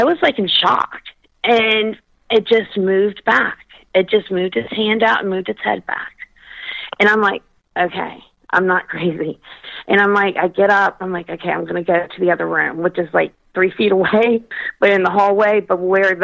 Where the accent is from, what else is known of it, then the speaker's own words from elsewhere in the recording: Kentucky, United States; I was brought up in Kentucky